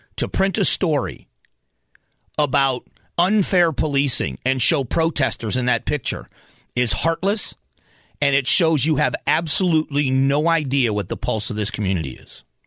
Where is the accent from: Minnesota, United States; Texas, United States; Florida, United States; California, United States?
Florida, United States; Southwest; also born or lived in Cleveland, Ohio; I was born in Cleveland, Ohio, grew up in Southwest Florida